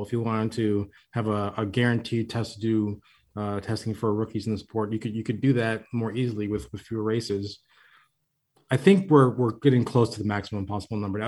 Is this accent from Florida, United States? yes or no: yes; Florida, United States; moved away; I'm from Florida originally